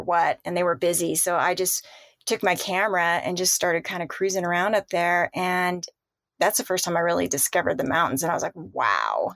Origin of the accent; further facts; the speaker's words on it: Southern California, United States; moved away as an adult; also born or lived in San Clemente, California; I born and raised in Southern California